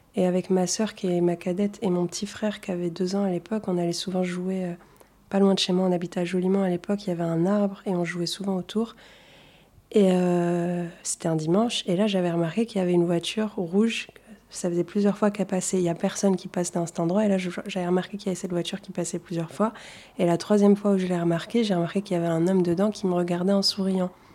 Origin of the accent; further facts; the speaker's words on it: Toulouse, Occitania, France; first language Arabic; French is a second language; also born or lived in Tunisia; je viens de Toulouse, j'habite dans le quartier d'Ampalo à Toulouse